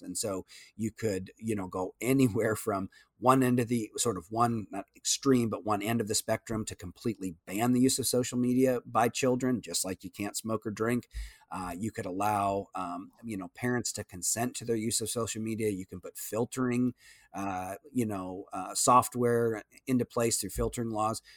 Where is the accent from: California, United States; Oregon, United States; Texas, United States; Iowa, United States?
Iowa, United States; moved away as an adult; now in Austin, United States; we were able to raise our kids, uh, in, in my hometown.